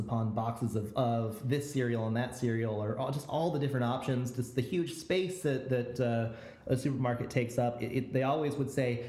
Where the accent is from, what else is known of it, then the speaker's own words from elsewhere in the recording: United States; me as an American, as a Mexican-American encountering this